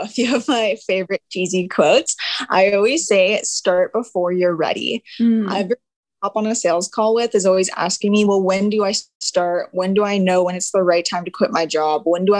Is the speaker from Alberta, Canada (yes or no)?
no; Swan Lake First Nation, Manitoba, Canada; I am from Swan Lake First Nation, Treaty 1 Territory